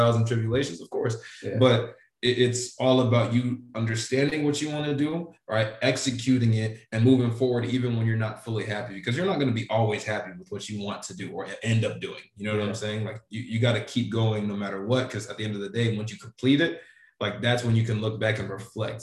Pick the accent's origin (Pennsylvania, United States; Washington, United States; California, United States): California, United States; Sacramento; moved away as an adult; I'm originally from Sacramento